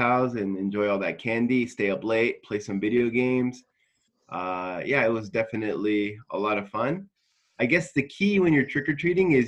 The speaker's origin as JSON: {"language": "English", "town": "Los Angeles", "region": "California", "country": "United States", "moved": "yes", "lives_now": "Kanagawa, Japan", "said": "I'm from LA, Los Angeles, California, and I'm in Kanagawa, Japan at the moment"}